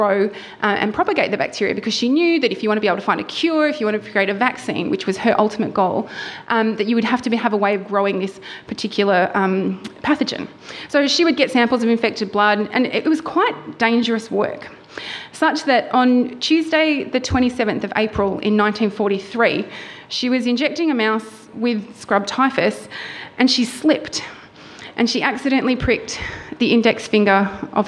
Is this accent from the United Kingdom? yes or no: no; Wollongong, New South Wales, Australia; moved away as an adult; now in Melbourne, Australia; I grew up on the south coast of New South Wales. I did my undergraduate degree at the University of Wollongong in my hometown